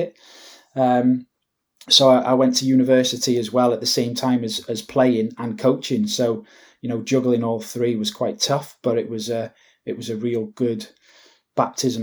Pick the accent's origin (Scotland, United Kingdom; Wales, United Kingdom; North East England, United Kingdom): Wales, United Kingdom; Wrexham; moved away as an adult; also born or lived in Glasgow; my hometown club, Wrexham